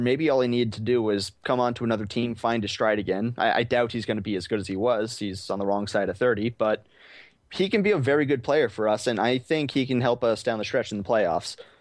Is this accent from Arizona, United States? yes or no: yes; Arizona, United States; I'm, uh, from Arizona, born and raised, never been anywhere else